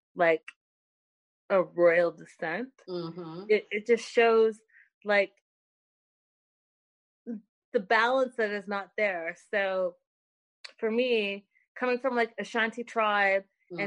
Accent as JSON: {"language": "English", "country": "India", "moved": "yes", "lives_now": "United States", "said": "me being Indian"}